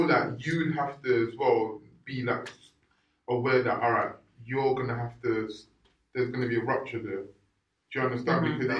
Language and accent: English; Nigeria; I'm Nigerian.